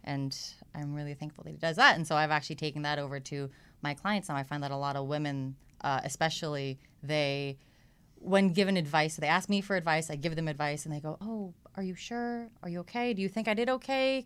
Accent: Los Angeles, California, United States; also born or lived in New York; I actually grew up, uh, in Echo Park, so over here

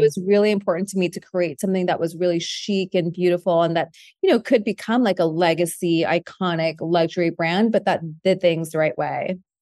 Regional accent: San Francisco, California, United States; my mom was a candle maker when I was growing up in San Francisco

